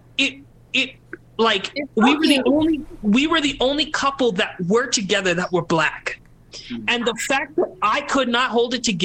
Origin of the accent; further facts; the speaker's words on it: Calgary, Alberta, Canada; My parents are Trinidad, but we're Canadian. We grew up in Calgary, the whitest city in Canada.